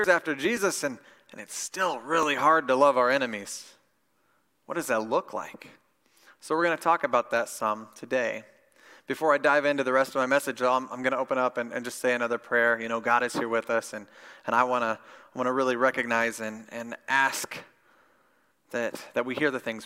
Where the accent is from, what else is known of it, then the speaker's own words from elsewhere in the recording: Midwest, United States; I grew up in Midwest Bible Belt Christianity